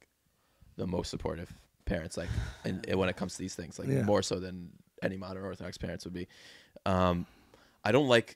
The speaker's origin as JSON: {"language": "English", "town": "Teaneck", "region": "New Jersey", "country": "United States", "tie": "born or raised there", "said": "I grew up in Teaneck"}